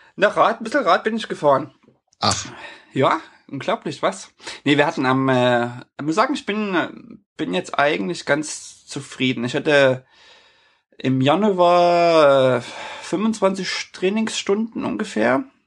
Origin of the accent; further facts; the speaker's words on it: near Leipzig, Saxony, Germany; moved away as an adult; now in Norway; meine ehemalige Heimatstadt, ich komme aus der Nähe von Leipzig